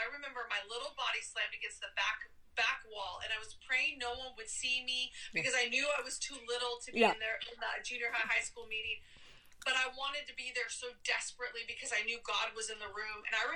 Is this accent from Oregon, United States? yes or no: yes; Oregon, United States; I'm from Oregon